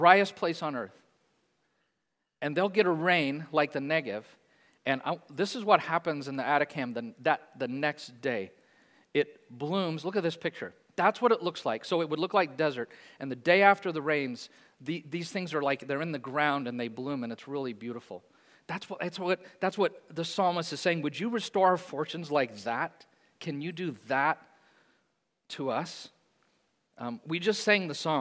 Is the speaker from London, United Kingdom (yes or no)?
yes; Hayes, London, United Kingdom; I grew up in Hayes, on the edge, played in the fields a lot